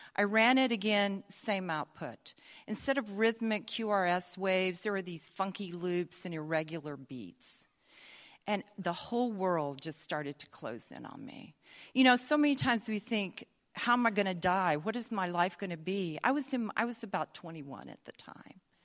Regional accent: the South, United States; accent: Southern; also born or lived in Atlanta, Georgia; I'll not lapse into my Southern accent, but I might.

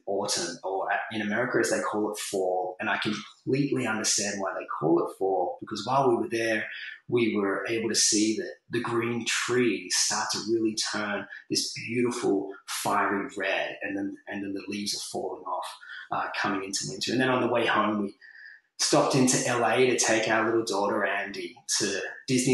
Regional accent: Sydney, New South Wales, Australia; moved away as an adult; now in Newcastle, Australia; I was brought up in Sydney

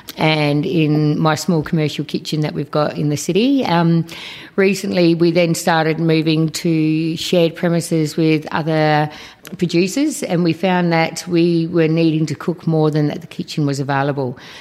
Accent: Australia; both my parents were born over in Malta. I was born here in Australia, so um, second generation.

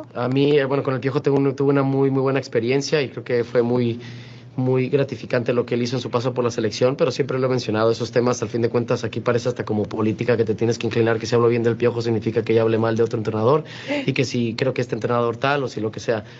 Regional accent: Mexico; como un mexicano más

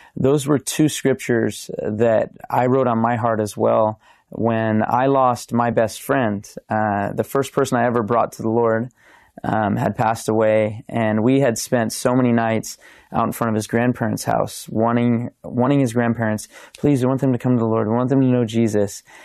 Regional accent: Simi Valley, California, United States; I grew up in Simi Valley, California

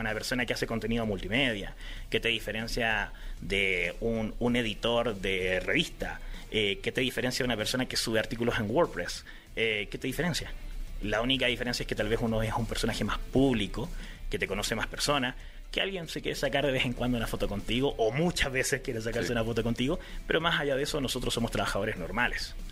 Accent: Chile

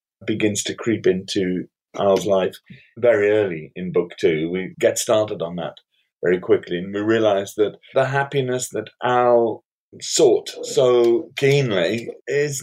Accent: Cullercoats, North East England, United Kingdom; Colourcoats, which is where I grew up

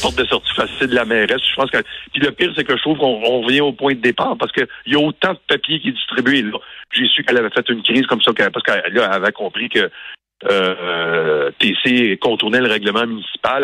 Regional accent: Montreal, Quebec, Canada; je suis de Montréal

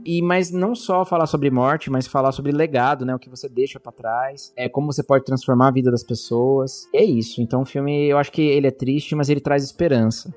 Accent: Mairiporã, São Paulo, Brazil; Eu não sou da capital, né? Eu sou de Mariporã, que é uma cidadezinha próxima

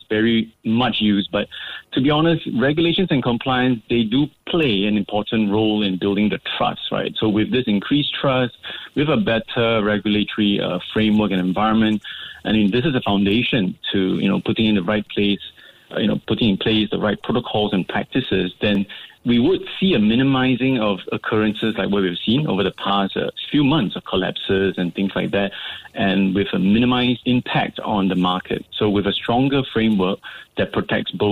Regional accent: Singapore; I'm proud as a Singaporean

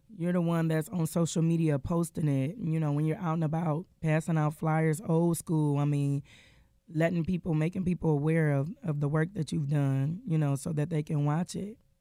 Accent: Detroit, Michigan, United States; I am born and raised in Detroit, Michigan.

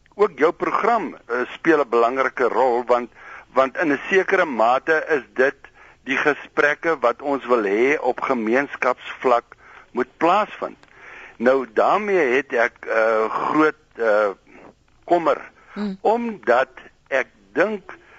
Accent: South Africa; ons as Suid-Afrikaners

